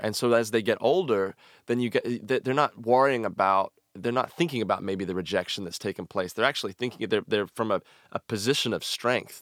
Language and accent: English; Franklin, Tennessee, United States; I grew up in Franklin and the Nashville, Tennessee area